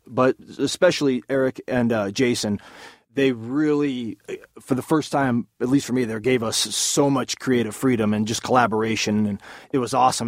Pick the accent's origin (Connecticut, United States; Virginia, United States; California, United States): California, United States; Southern; Growing up in Southern California